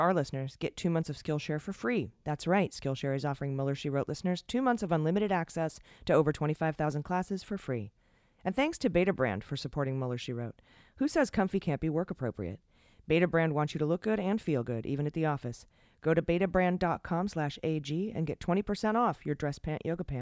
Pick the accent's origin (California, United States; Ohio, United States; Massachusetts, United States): Ohio, United States; Akron; I'm from the Midwest. I'm from Akron, Ohio